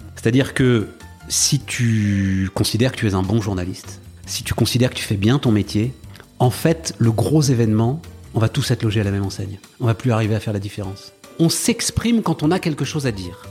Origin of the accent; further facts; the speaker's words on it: Paris, Île-de-France, France; also born or lived in Issy-les-Moulineaux; je suis né à Paris. Enfin, hmm. c'est un des drames de ma vie, c'est que donc euh, mes parents habitaient à Paris. Je hmm. suis euh, euh, fils, petit-fils de Parisiens, enfin très très fier de ma ville.